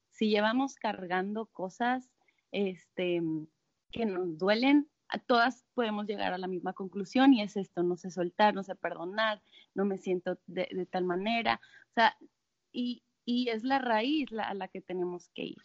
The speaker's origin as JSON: {"language": "Spanish", "town": "Monterrey", "region": "Nuevo León", "country": "Mexico", "said": "yo soy de Monterrey"}